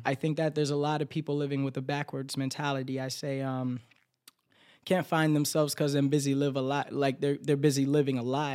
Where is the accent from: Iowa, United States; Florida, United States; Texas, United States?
Florida, United States; accent: Florida accent; moved away as an adult; now in New York, United States; just because I'm from Florida, I have to sound like this. Just because I'm from Florida, I have to dress like this